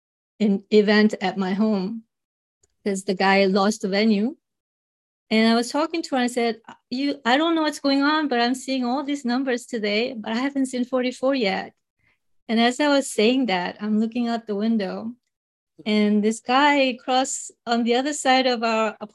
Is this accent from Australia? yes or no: no; South Korea; English is a second language; moved away; growing up in Korea, I remember singing this gospel